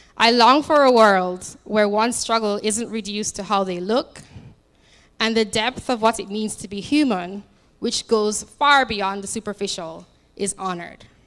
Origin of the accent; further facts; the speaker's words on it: Jamaica; now in United States; I'm from Jamaica, although I've been here for like nine years now